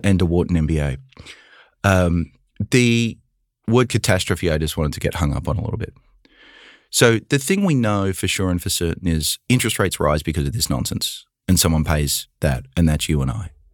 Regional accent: Australia; born or raised there; moved away as an adult; now in United States

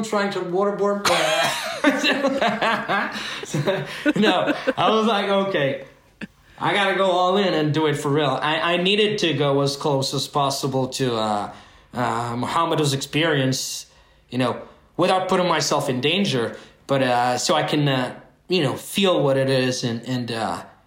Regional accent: France; I was born and raised in France, and my parents came with the first wave of immigration in the 60s

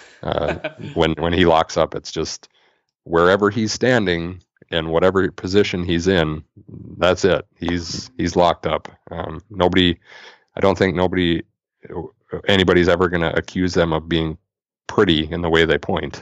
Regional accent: Thief River Falls, Minnesota, United States; now in Bemidji, United States; growing up in Thief River

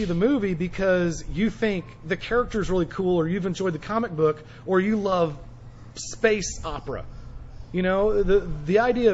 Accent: Oklahoma, United States; I'm from Oklahoma

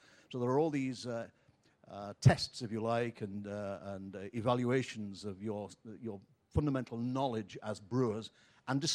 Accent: England, United Kingdom; now in United States; I'm from England

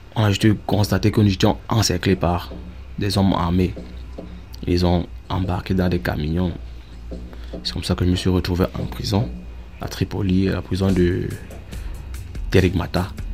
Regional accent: Northwest Region, Cameroon; moved away as an adult; now in Germany; Je suis euh, originaire du Nord-Ouest Cameroun

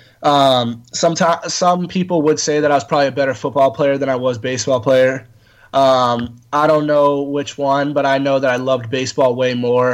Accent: Southern California, United States; born or raised there; also born or lived in Morristown, New Jersey

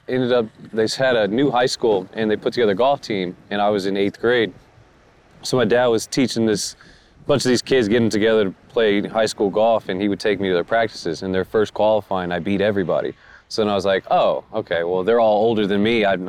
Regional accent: Sacramento, California, United States

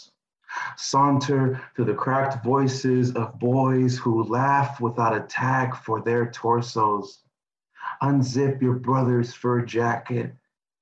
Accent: East Palo Alto, California, United States; also born or lived in North Carolina / New Jersey / Oxford, England; I grew up in the Bay Area

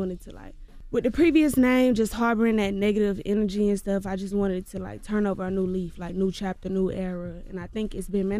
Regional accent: Clayton County, Georgia, United States; But, baby, I'm going to let you know I'm from Clayco. I'm going to let you know that. But to the masses, to the world, y'all probably never even heard of Clayco. So to the world, I'm from Atlanta.

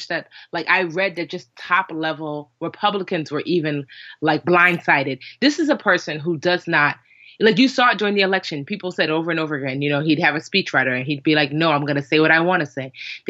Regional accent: Westfield, New Jersey, United States; I grew up in Westfield, New Jersey, which is like largely white, Jewish, but surprisingly, well, I don't know if surprisingly, but pretty liberal, honestly

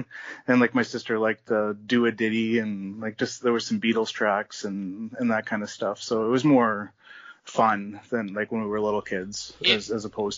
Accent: Baden, Ontario, Canada; I grew up in a small town. It was called Baden in Ontario.

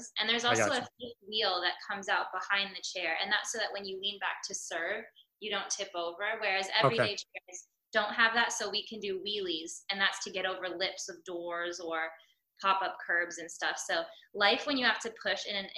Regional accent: United States; As an American

